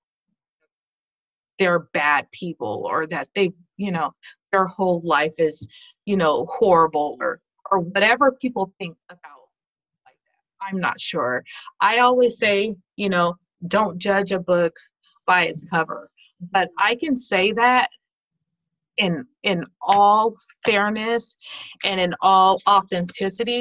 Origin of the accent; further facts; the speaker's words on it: California, United States; also born or lived in Denver, Colorado; now in Watertown, United States; I was originally from California.